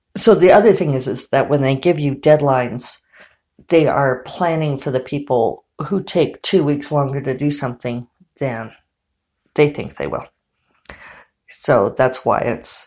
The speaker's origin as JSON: {"language": "English", "region": "Colorado", "country": "United States", "tie": "born or raised there", "said": "I grew up in Colorado"}